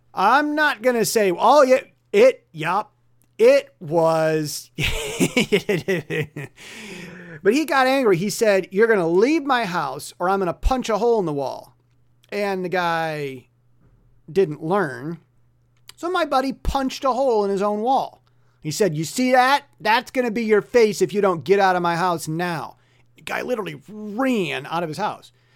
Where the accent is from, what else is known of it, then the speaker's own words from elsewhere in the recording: United States; first language English; now in Taiwan; me being American with English as my native language